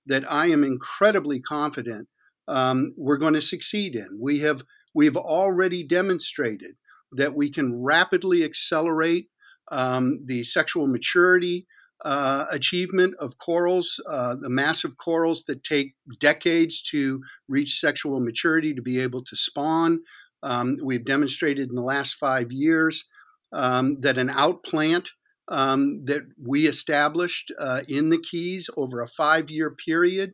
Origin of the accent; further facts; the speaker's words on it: Florida, United States; also born or lived in Key West, Florida; I was born in Florida, and I lived in Key West as a very little boy.